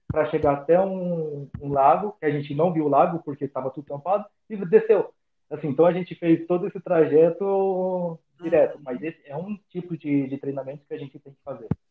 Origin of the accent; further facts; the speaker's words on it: São José do Rio Preto, São Paulo, Brazil; moved away as an adult; also born or lived in Buenos Aires, Argentina / Jaú, São Paulo; a cidade natal é São José do Rio Preto.